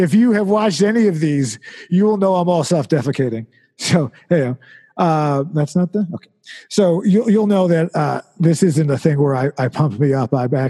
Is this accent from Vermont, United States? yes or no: yes; Vermont, United States; I like walk in for directions because I'm from Vermont, you know